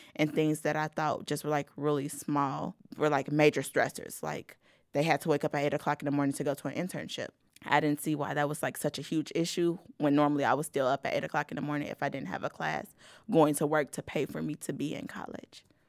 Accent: Gary, Indiana, United States; moved away as an adult; also born or lived in Valparaiso, Indiana; growing up in Gary

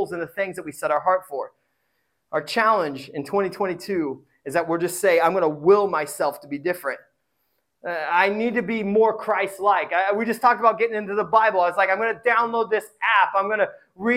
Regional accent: Indiana, United States; I come from Indiana. It's noodles upon noodles. Sometimes there's potatoes. My mom used to call potatoes vegetables

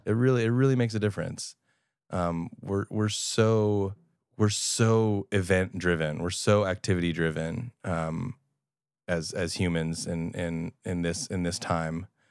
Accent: Long Island, New York, United States; I'm thirty and I'm Jewish and from Long Island

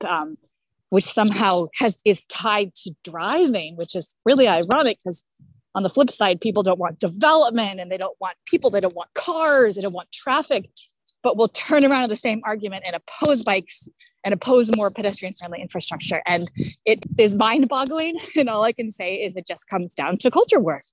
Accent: California, United States; also born or lived in Somerville; now in Winthrop, United States; I'm from California originally.

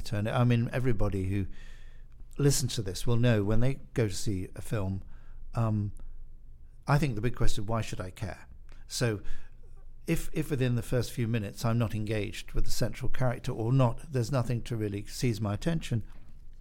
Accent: United Kingdom; I'm British, and I was sent to a British boarding school

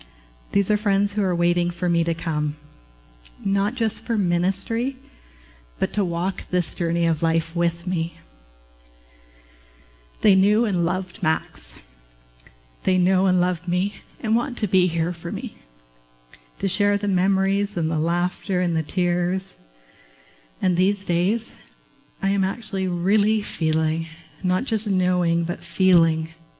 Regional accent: Canada; I am passionate about Argentina, about being a Canadian covenant missionary.

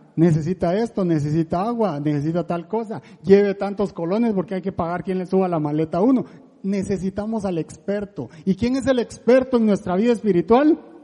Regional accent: La Gomera, Escuintla, Guatemala; now in Costa Rica; ni soy español, yo soy de Guatemala y ahora medio tico

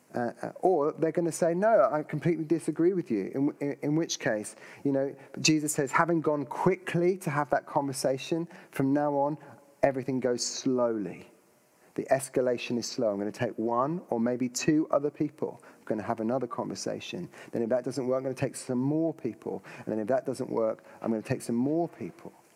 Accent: United Kingdom; if we're British.

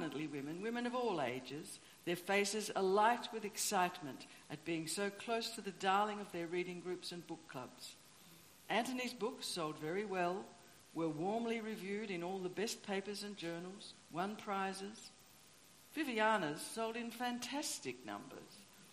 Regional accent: Tasmania, Australia; moved away; I grew up in Tasmania

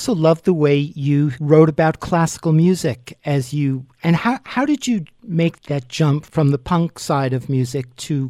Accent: New York City, New York, United States; I grew up in Manhattan.

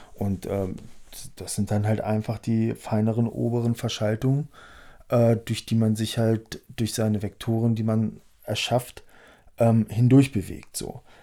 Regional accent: Harz, Germany; der kommt aus dem Harz, wo ich herkomme

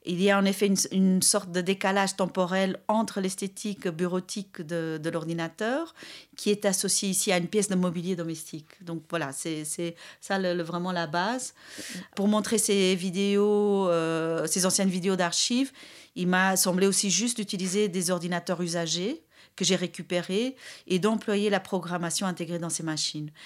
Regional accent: Brussels, Brussels-Capital Region, Belgium; je suis de Bruxelles

